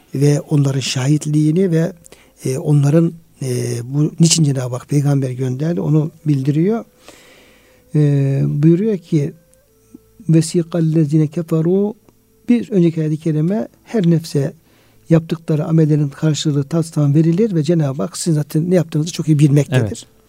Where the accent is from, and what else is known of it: Artvin, Turkey